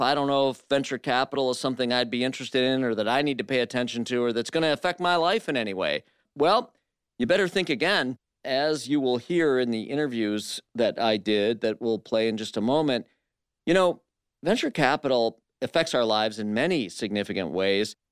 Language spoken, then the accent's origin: English; Flint, Michigan, United States; I'm from Flint, Michigan